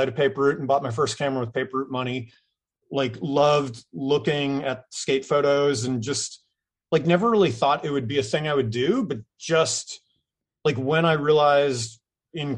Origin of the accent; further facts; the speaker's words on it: Groton, Massachusetts, United States; moved away as an adult; also born or lived in California; I grew up in Groton